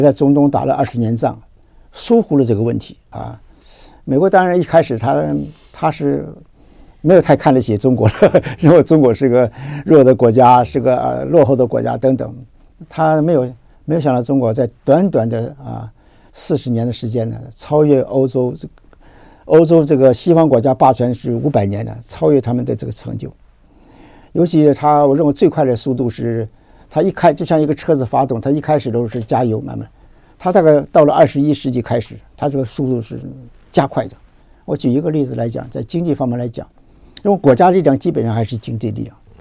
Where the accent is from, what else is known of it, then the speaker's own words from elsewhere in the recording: Taiwan; 我们台湾的人今天要有这个智慧